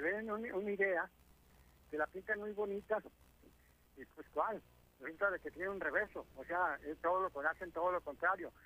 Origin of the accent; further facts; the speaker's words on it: Mexico; nosotros que somos mexicanos